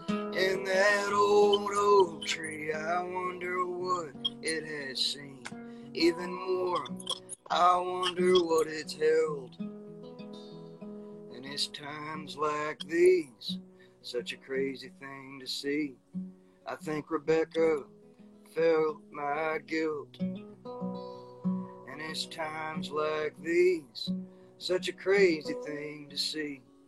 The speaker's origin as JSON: {"language": "English", "region": "the South", "country": "United States", "tie": "born or raised there", "said": "this is a song about growing up in the South and seeing it from one perspective, and then going back to the South and seeing it from another perspective."}